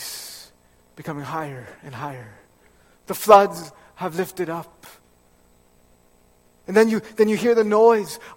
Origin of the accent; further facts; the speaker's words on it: Fraser Valley, British Columbia, Canada; moved away; I grew up in the Fraser Valley in BC